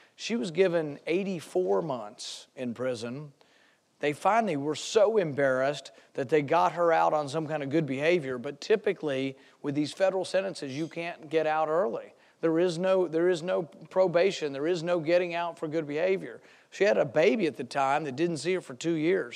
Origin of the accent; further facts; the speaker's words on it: Flyover America, United States; I'm from Flyover America.